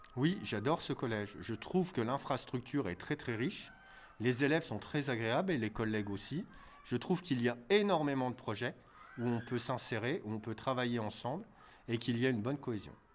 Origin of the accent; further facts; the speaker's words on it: Neuchâtel, Grand Est, France; also born or lived in Épinal / Nancy; j'ai fait mes études à Neuchâtel, puisque je suis originaire de Neuchâtel